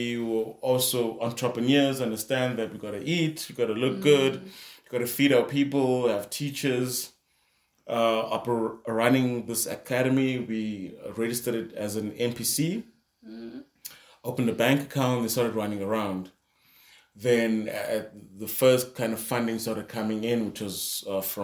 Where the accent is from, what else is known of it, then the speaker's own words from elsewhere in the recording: Kimberley, Northern Cape, South Africa; also born or lived in New York; we're back in Kimberley